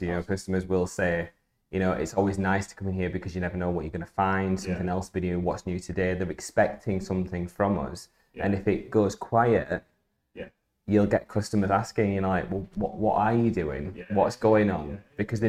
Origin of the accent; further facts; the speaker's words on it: Barnsley, Yorkshire and the Humber, United Kingdom; I was born and raised in Barnsley.